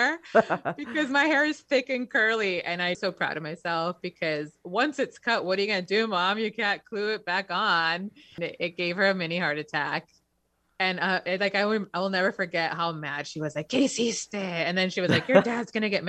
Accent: Inglewood, California, United States; We grew up very poor in Inglewood, so like one of the poorest towns in the country

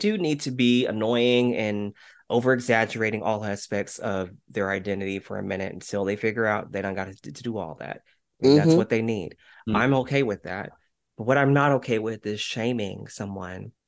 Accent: West Texas, United States; now in Dallas, United States; I'm from West Texas

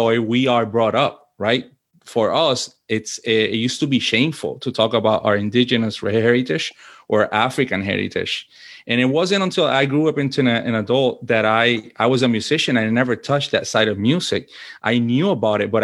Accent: Puerto Rico; moved away as an adult; also born or lived in Washington, D.C.; now in United States; I was born and raised in Puerto Rico, and I lived there until I was an adult pretty much, right? I think the choice of coming to the U.S. was mine as an adult.

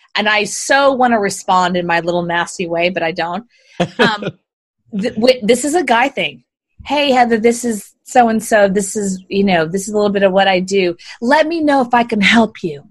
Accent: Houston, Texas, United States; I was born and raised in Houston, actually. Born and raised a Southern girl

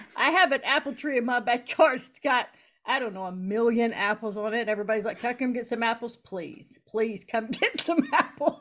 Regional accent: Eastern Kentucky, United States; moved away as an adult; now in Wisconsin, United States; I'm from Eastern Kentucky. So Appalachian people are very hard and snappy

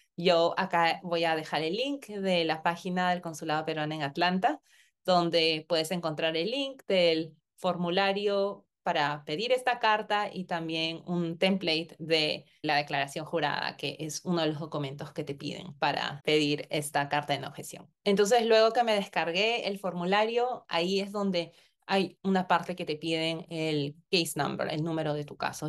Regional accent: Peru; moved away as an adult; also born or lived in Connecticut, United States; now in United States; yo tenía que volver a mi país de origen, en mi caso Perú

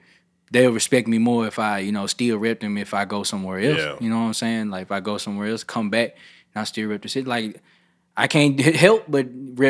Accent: Memphis, Tennessee, United States; also born or lived in Atlanta; I'm from Memphis.

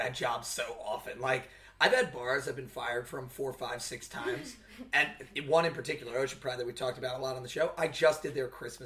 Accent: Wichita, Kansas, United States; I was born in Wichita, and I don't like to ever admit that I'm from the same state as Mike.

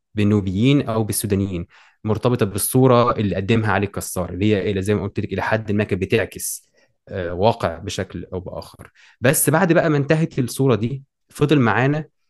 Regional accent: Egypt; عندنا في مصر

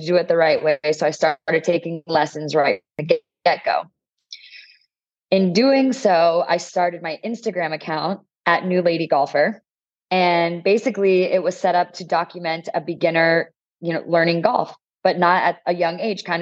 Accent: New Jersey, United States; moved away as an adult; now in San Diego, United States; I'm originally from the East Coast. I grew up in New Jersey, went to college there, and then lived in North Jersey

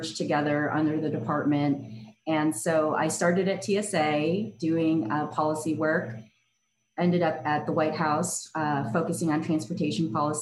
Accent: Chicago, Illinois, United States; moved away as an adult; also born or lived in Washington, D.C.; I was born and raised in Chicago.

